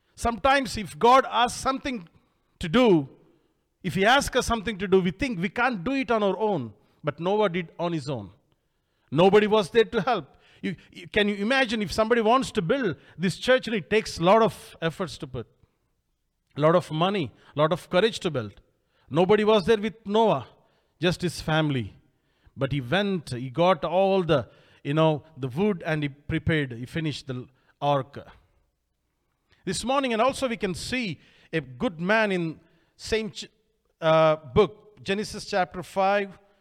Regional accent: India; I came all the way from India

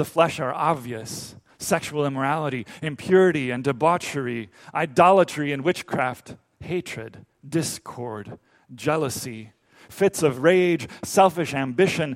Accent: Dominican Republic; moved away; I grew up in the Dominican Republic

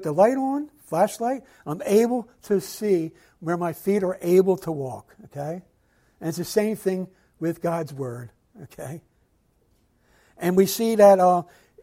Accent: Philadelphia, Pennsylvania, United States; growing up in Philadelphia

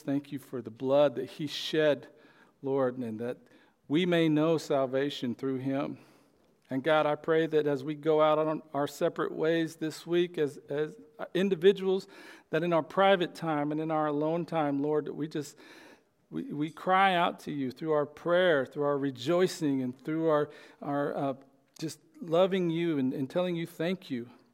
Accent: Oklahoma, United States; born or raised there

